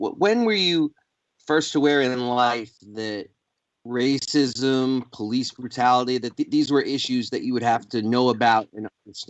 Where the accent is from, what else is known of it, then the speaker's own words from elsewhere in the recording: New York City, New York, United States; moved away as an adult; also born or lived in St. Paul, Minnesota; I'm from New York City, and I went to college in St. Paul, Minnesota, and I had massive culture shock.